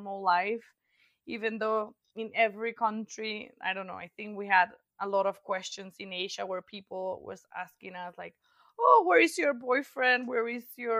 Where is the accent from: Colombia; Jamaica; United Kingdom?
Colombia; also born or lived in Brazil; I am a Colombian woman. I'm 27 years old. I was born and raised here in Colombia